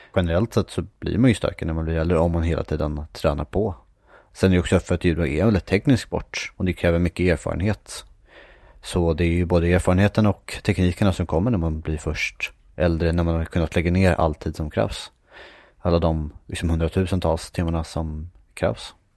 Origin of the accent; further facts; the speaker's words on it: Järfälla, Stockholm County, Sweden; also born or lived in Västerås; jag bodde när jag var liten i Järfälla